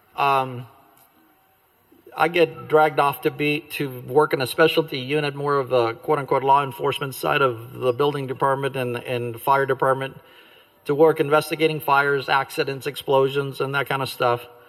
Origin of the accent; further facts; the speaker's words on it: Glendale, California, United States; also born or lived in Cuba / Sacramento, California; I grew up in the Glendale, California area